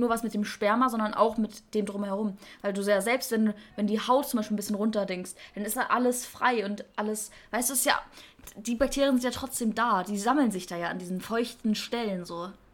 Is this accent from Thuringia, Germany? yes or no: no; Münster, North Rhine-Westphalia, Germany; in der Münster, also in meiner Heimatstadt